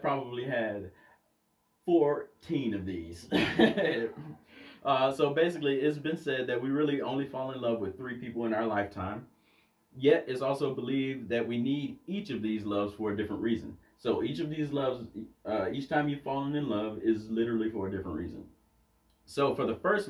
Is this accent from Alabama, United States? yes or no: yes; Alabama, United States; now in Utah, United States; I come from Alabama, where it's taught you don't lose your virginity until you get married.